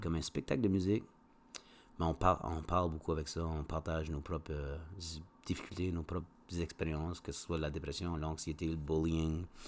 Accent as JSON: {"language": "French", "town": "Moncton", "region": "New Brunswick", "country": "Canada", "tie": "born or raised there", "said": "je viens de, de Moncton"}